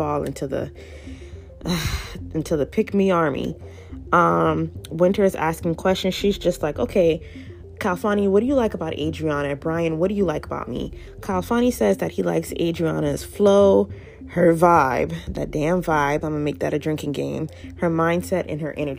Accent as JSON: {"language": "English", "region": "the South", "country": "United States", "said": "I'm from the South"}